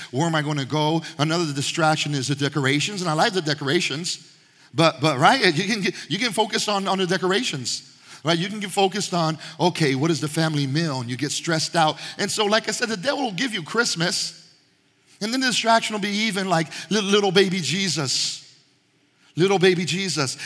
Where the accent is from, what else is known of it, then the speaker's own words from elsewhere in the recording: Panama; moved away; I was Panamanian, my mom was Panamanian, I was born in Panama